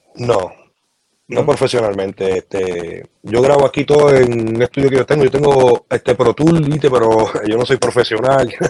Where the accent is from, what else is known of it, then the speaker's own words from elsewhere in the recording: Puerto Rico; yo soy de Coupé y toda mi familia es de Caimito